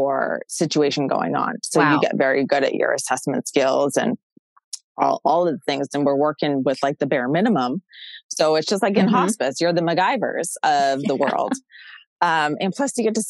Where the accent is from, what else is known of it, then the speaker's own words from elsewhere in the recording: Massachusetts, United States; I'm from Massachusetts